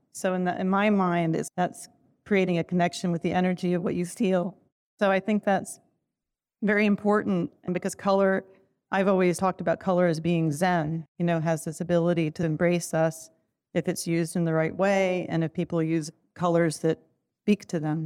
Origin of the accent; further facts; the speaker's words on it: Turkey; moved away; I'm from Turkey, so I grew up a lot with pattern and color